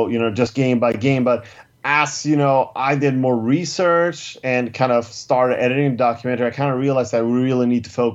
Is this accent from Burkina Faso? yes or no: no; Stockholm, Stockholm County, Sweden; my hometown of Stockholm, Sweden